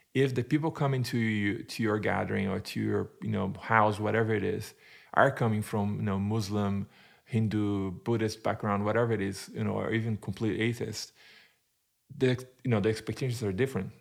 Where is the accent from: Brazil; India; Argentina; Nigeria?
Brazil; English is a second language; moved away as an adult; also born or lived in United Kingdom / Turkey; now in Arizona, United States; so I am originally from Brazil, born and raised in Brazil